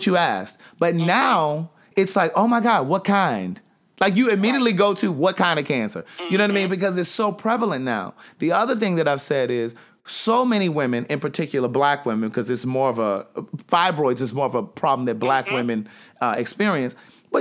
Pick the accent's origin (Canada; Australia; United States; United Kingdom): United States; Maryland; I'm from Maryland